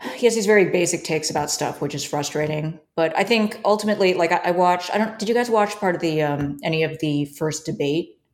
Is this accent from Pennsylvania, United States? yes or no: no; New York City, New York, United States; I grew up in New York